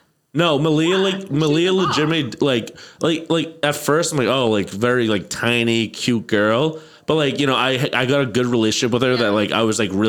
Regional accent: Ireland; I'm Irish

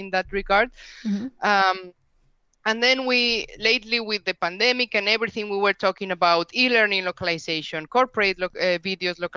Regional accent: Spain; first language Spanish; English is a second language; I'm from Spain. I live in Spain. My native language is Spanish, as you can tell from my accent.

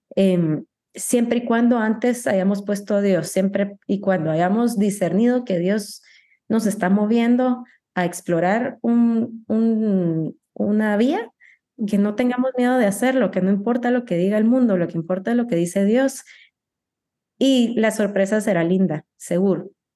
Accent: Guatemala; also born or lived in United States / Paris; como guatemalteca

